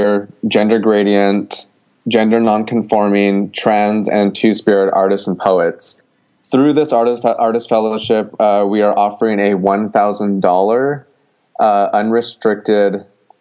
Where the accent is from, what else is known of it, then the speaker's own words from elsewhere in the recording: Gallup, New Mexico, United States; now in Portland, United States; I'm originally from Gallup, New Mexico